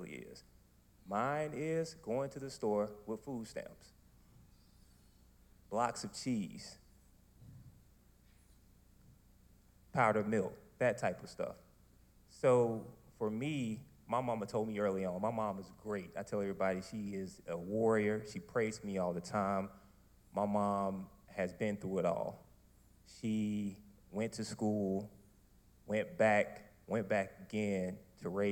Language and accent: English; Wilson, North Carolina, United States; I'm originally from Wilson, North Carolina